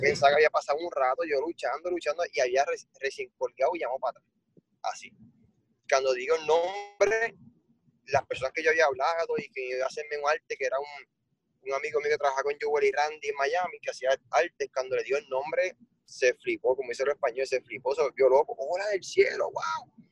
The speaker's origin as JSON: {"language": "Spanish", "country": "Puerto Rico", "said": "siendo el único puertorriqueño"}